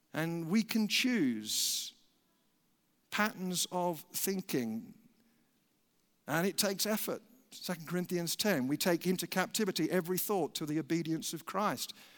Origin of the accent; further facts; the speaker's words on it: United Kingdom; we're British